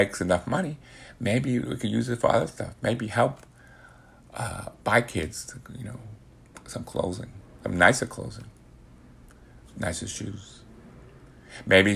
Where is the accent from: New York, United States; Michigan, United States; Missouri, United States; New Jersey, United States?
New York, United States; New York City; I grew up in the Bronx, New York